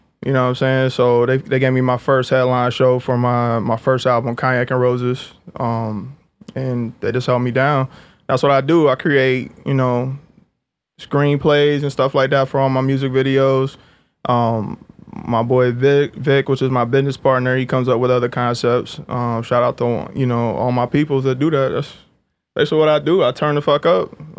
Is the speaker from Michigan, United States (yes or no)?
no; Jacksonville, North Carolina, United States; Yeah, I'm from Jacksonville, North Carolina. It's like a military town. It's small.